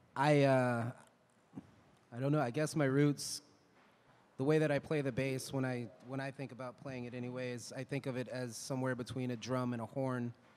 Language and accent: English; Canada; also born or lived in Louisiana, United States / New Orleans, United States; now in Austin, United States; I also um, was born in Louisiana. I was raised in Canada between Montreal and Ottawa.